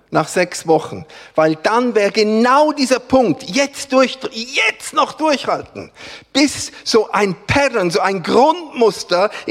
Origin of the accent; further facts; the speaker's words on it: Switzerland; Gott sei Dank sind wir Schweizer nicht die Einzigen, die Gott repräsentieren.